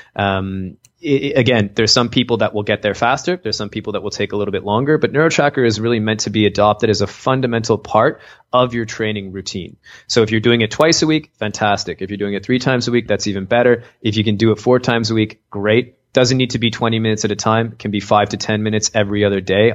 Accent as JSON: {"language": "English", "country": "Canada", "said": "I'm from Canada"}